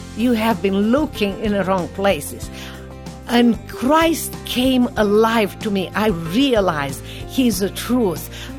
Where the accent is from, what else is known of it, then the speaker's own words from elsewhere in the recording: Romania; The earliest thing that I remember as a 6 years old child was the fact that my parents were politically correct outside of the home.